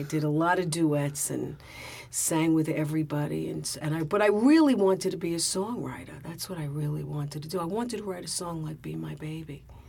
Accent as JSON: {"language": "English", "town": "New York City", "region": "New York", "country": "United States", "tie": "born or raised there"}